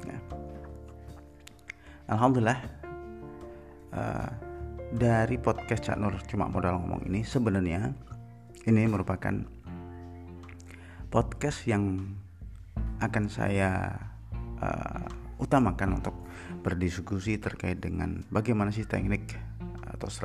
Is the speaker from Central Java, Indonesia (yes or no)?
yes; Purbalingga, Central Java, Indonesia; born there; Saya terlahir di Purbalingga. Terlahir di Purbalingga